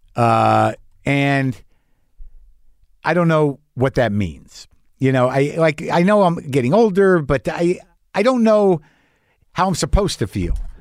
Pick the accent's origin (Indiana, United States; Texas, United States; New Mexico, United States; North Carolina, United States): New Mexico, United States; I grew up in New Mexico